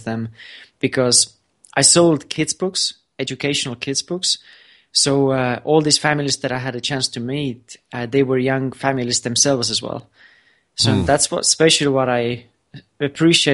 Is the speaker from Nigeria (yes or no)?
no; Estonia; also born or lived in Florida; I'm from Estonia